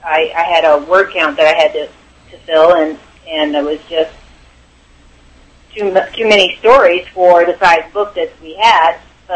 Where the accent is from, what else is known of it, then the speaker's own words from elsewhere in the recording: Missouri, United States; I chose just Missouri because I'm from Missouri and I was more familiar with the area and the stories here anyway.